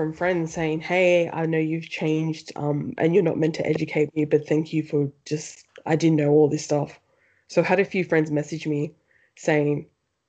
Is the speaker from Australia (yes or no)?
yes; Penrith, New South Wales, Australia; I really got abused racially growing up in Penrith